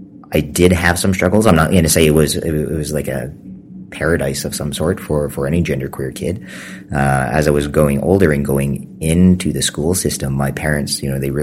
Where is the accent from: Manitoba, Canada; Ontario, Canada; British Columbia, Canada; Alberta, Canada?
Alberta, Canada; Calgary; moved away as an adult; also born or lived in Maskwacis, Alberta; now in Saskatchewan, Canada; I am from the Samsing Cree Nation in Musquechese, Alberta.